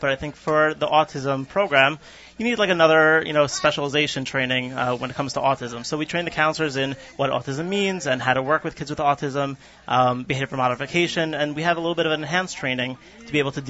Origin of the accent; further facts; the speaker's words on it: New York City, New York, United States; moved away; Staten Island, originally.